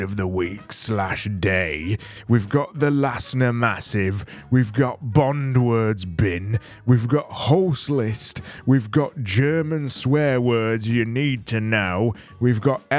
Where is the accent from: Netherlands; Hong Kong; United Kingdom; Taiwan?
United Kingdom; I am a British person